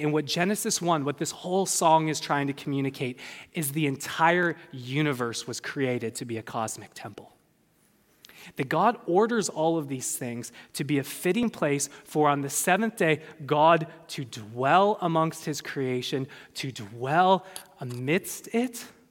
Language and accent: English; California, United States; I'm a Californian.